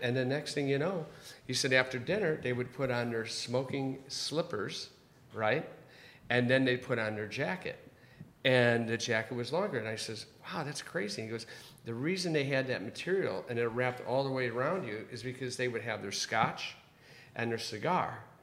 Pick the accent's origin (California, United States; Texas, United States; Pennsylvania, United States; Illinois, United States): Illinois, United States; Chicago; now in Los Angeles, United States; grew up in Chicago